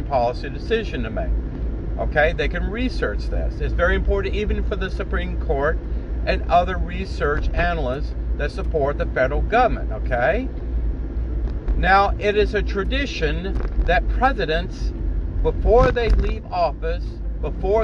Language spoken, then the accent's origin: English; United States; an American citizen, a Gulf War protected veteran who served my country with patriotism for 20 years